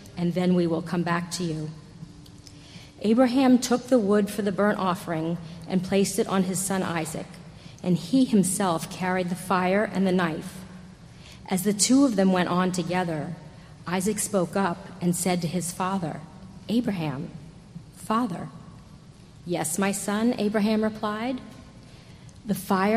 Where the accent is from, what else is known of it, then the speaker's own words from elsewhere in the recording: New York City, New York, United States; I was born right here in New York City, about 25 blocks from Trinity, 62 years ago.